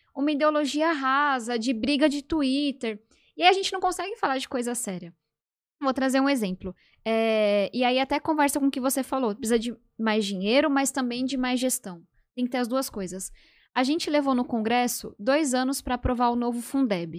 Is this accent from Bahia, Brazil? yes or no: no; São Paulo, Brazil; Eu nasci e cresci em São Paulo.